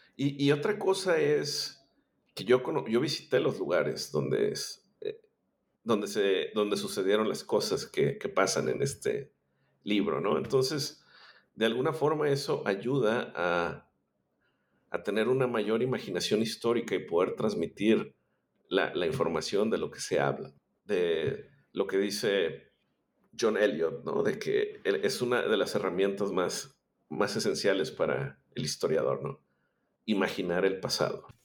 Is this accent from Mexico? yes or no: yes; Monterrey, Nuevo León, Mexico; born or raised there